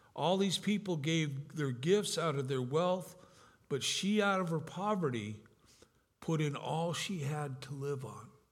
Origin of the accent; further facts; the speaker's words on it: California, United States; also born or lived in Grand Rapids, Michigan; I'm from California.